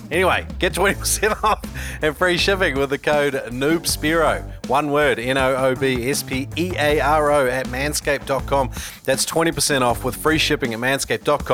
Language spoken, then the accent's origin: English; New Zealand; I grew up in New Zealand, and we all grew up speaking Maori